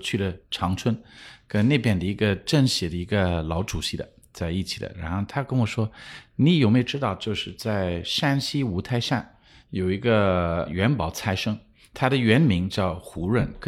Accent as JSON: {"language": "Chinese", "country": "Luxembourg", "tie": "born or raised there", "also_born_or_lived": "Japan", "second_language": "Chinese", "moved": "as an adult", "said": "呃我我是出生一个小国家叫卢森堡，然后那边我们就是出生的时候就讲卢森堡文、德文、法文，然后我们家是英国人，所以讲英文的。"}